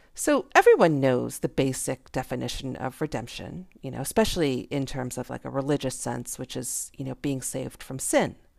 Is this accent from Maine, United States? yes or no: no; Jacksonville, Florida, United States; I'm a nobody from Jacksonville.